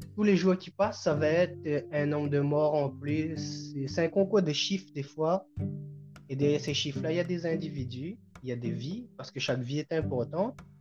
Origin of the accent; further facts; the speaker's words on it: Réunion; also born or lived in Quebec, Canada; now in Trois-Rivières, Canada; je suis créole, donc je viens de l'île de la Réunion et je vis euh, au Canada.